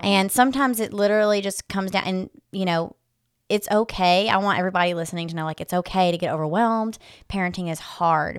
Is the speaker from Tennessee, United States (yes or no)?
yes; West Tennessee, United States; moved away as an adult; now in Knoxville, United States; I am originally from West Tennessee. I grew up there and moved to East Tennessee about six years ago.